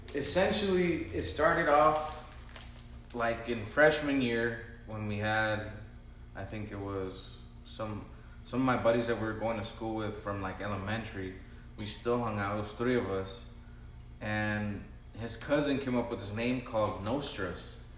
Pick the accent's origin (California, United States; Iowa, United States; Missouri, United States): California, United States; Vista; I was raised in Vista, still in Vista.